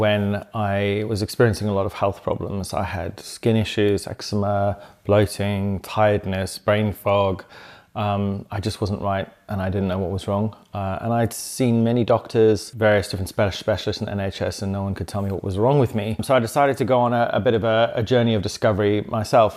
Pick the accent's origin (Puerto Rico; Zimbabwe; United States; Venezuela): Zimbabwe; moved away; also born or lived in South London; when I grew up in Zimbabwe on the farm